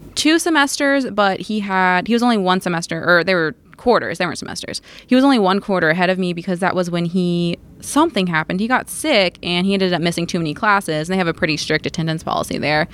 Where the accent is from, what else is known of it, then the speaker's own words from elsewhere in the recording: Crestwood, Kentucky, United States; also born or lived in Bowling Green; I grew up in Crestwood